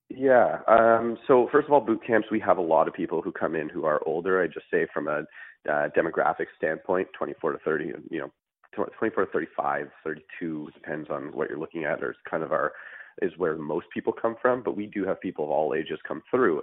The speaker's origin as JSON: {"language": "English", "town": "Montreal", "region": "Quebec", "country": "Canada", "moved": "yes", "said": "I'm originally from Montreal"}